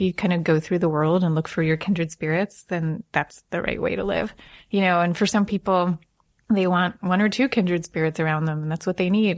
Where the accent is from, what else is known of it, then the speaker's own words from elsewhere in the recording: Long Island, New York, United States; I grew up in Long Island